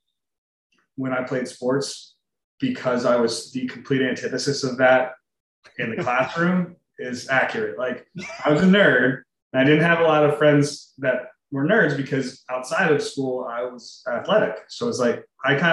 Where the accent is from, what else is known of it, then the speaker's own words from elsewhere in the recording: New Jersey, United States; also born or lived in Pittsburgh / Philadelphia; I'm originally from South Jersey, so about 20, 25 minutes outside of Philadelphia. Born and raised there